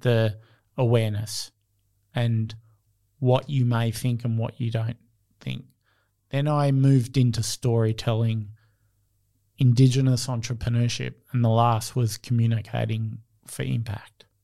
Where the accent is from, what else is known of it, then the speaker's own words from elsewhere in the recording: Australia; I see myself as Australian